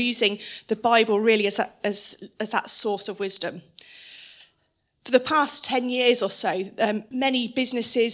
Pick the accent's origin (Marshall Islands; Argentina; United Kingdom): United Kingdom; being very British